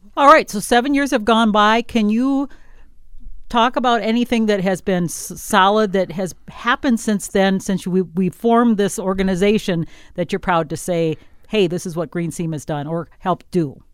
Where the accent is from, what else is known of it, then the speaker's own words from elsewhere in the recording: Wisconsin, United States; now in southern Minnesota, United States; I'm from Wisconsin where it was mainly dairy